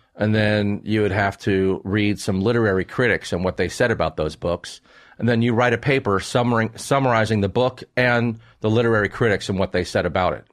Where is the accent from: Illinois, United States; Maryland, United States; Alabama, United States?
Maryland, United States; I grew up, where I grew up in Maryland